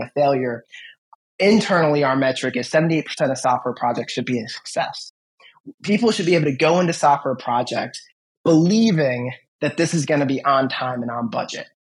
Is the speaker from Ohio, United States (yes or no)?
yes; Cleveland, Ohio, United States; we are from Cleveland